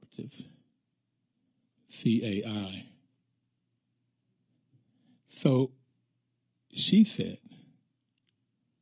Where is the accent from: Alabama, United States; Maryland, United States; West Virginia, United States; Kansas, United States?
West Virginia, United States; Appalachia; I grew up in Appalachia in West Virginia.